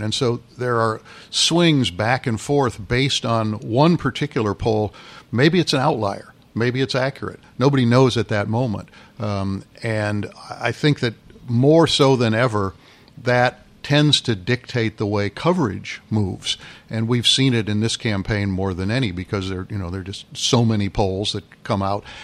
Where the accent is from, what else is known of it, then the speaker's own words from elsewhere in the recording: Freeport, Illinois, United States; moved away; I grew up in Freeport, home of one of the, or site of one of the Lincoln Douglas debates up in the northwest part of the state